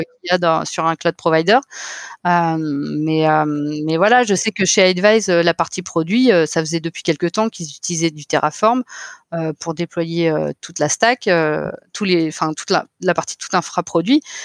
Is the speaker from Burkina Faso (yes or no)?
no; Finistère, Brittany, France; also born or lived in Paris; now in Nantes, France; je suis originaire du Finistère.